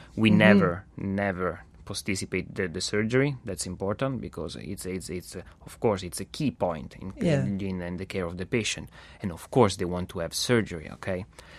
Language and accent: English; Italy; now in Montreal, Canada; I come all my way from Italy just here in Montreal, because it's a unique model.